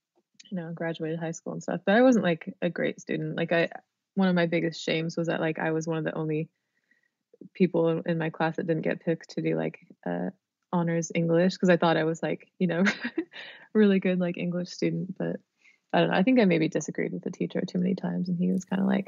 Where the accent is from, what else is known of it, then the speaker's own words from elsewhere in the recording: Sacramento, California, United States; We had this cool record store called Tower when I was growing up in Sacramento.